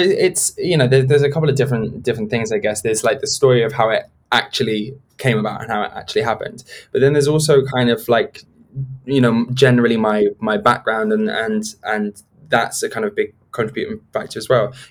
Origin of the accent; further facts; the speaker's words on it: South West England, United Kingdom; born there; I actually come from quite a middle class place. You know, I was born in Gloucestershire, and my and my extended family are all you know middle class people